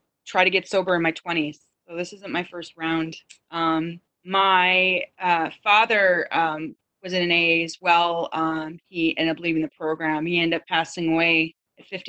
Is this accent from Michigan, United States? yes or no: yes; Michigan, United States; now in California, United States; I grew up in Michigan, the Midwest